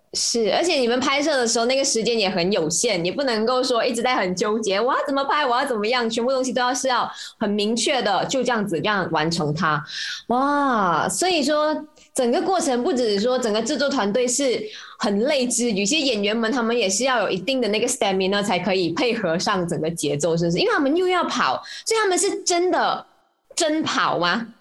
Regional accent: Malaysia; 我们马来西亚人

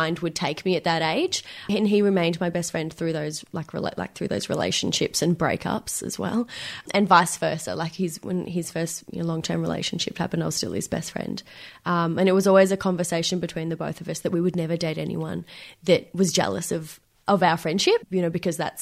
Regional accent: Benalla, Victoria, Australia; moved away as an adult; now in Melbourne, Australia; And we moved to this tiny country town called Benalla.

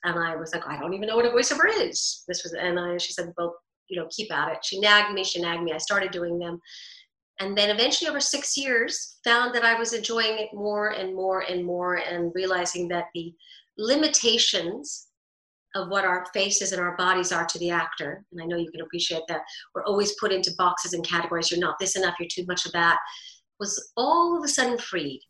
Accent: New York, United States; growing up in New York, divorced

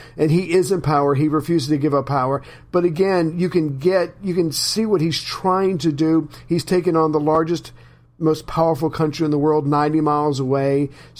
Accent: United States; I'm typical American.

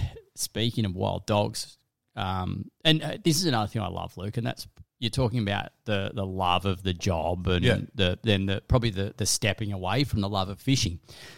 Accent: Cooma, New South Wales, Australia; But I tell you what, I grew up in Cooma in the Snow Mountains. So fishing, hunting, doing all that.

